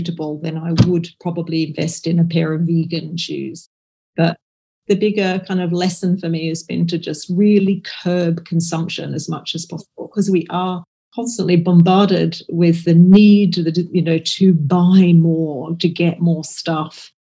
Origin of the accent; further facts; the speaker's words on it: Australia; now in Scotland, United Kingdom; I grew up in Australia, so my family are in Australia, so I go back to Australia to see them